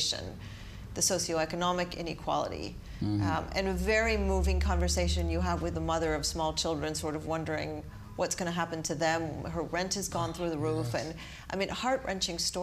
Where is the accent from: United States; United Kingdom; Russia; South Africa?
United States; as an American